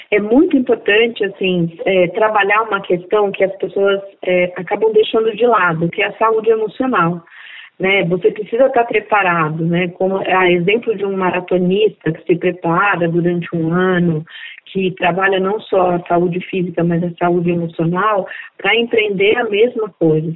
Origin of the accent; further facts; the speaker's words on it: Diadema, São Paulo, Brazil; also born or lived in Northeast Brazil; eu sou nordestina, de origem negra, e fui criada na periferia de Diadema